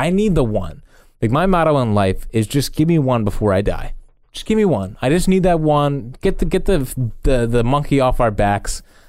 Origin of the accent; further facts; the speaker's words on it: Sydney, New South Wales, Australia; First of all, I live, born and bred in Sydney, Australia, and I have the Eagles disease.